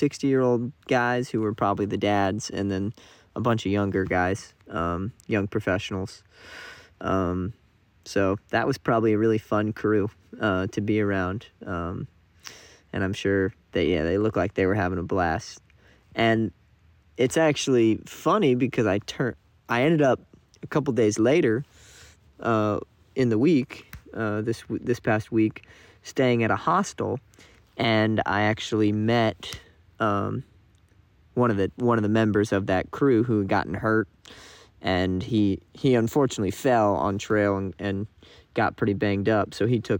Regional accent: South Carolina, United States; I'm from South Carolina. I'm a Clemson guy

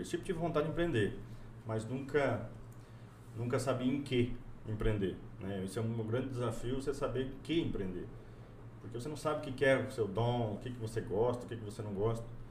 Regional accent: Cacoal, Rondônia, Brazil; also born or lived in Corbélia, Paraná; now in Porto Velho, Brazil; me criei no interior do estado, em Cacoal

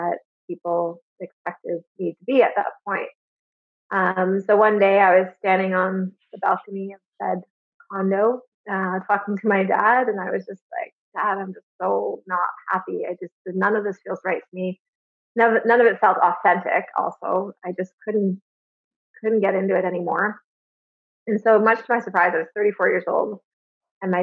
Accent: Alliston, Ontario, Canada; also born or lived in Toronto; I was born in Toronto, but I grew up in a really small town called Alice, Ontario

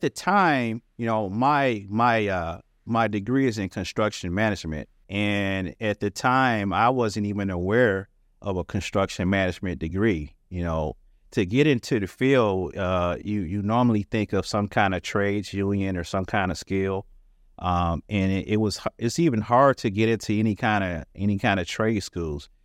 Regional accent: Detroit, Michigan, United States; I'm from the Detroit area, uh, the Motor City

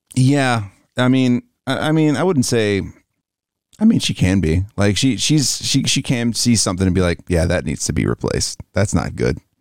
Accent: the South, United States; Growing up in the South

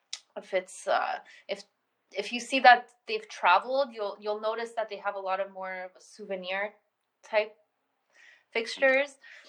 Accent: Colombia; born there; I was born in Colombia, so I always had two different cities of influence when it came to design and culture and authenticity and language and everything.

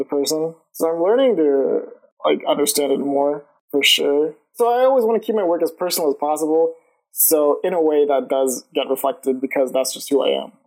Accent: Lawrenceville, Georgia, United States; also born or lived in Atlanta; I've been in Georgia my whole life. Like I was, I'm from Lawrenceville, Georgia, which is like a suburb, like half an hour away from Atlanta

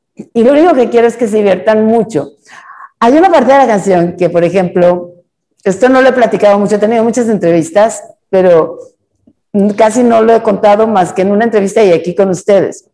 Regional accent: Monterrey, Nuevo León, Mexico; yo soy de Monterrey

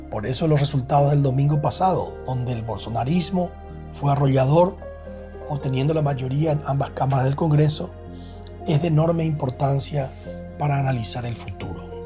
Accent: Paraguay; Somos nosotros los paraguayos que hemos sido absolutamente incapaces de ponernos de acuerdo en una posición.

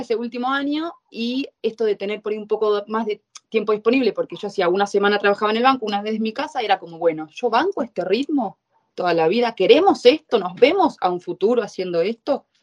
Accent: Argentina; moved away as an adult; now in Italy

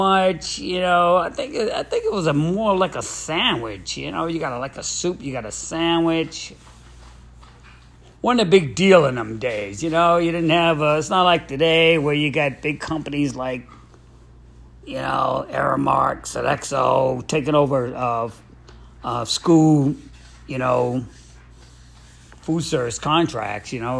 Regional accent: New York City, New York, United States; moved away; growing up in Brooklyn, New York, over there on Borum Street.

